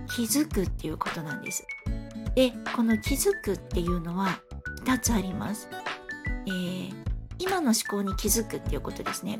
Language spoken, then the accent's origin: Japanese; Fukuoka, Japan; moved away; もともと福岡の出身